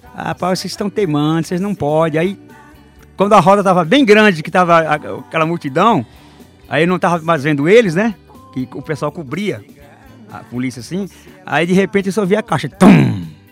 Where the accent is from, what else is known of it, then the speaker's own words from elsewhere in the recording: Barro Alto, Bahia, Brazil; Sou baiano, natural de uma cidade chamada Barro Alto